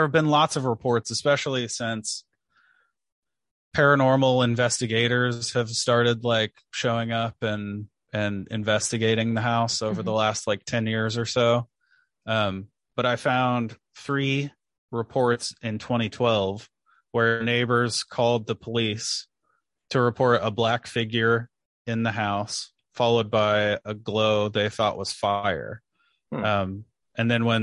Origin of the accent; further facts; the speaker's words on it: Hartford City, Indiana, United States; growing up in Hartford City